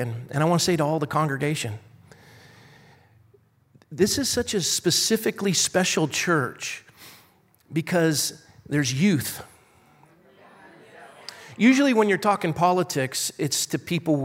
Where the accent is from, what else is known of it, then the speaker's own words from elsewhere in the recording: Coronado, California, United States; I was born and raised in San Diego. Coronado, to be exact. I went to Coronado High School and graduated there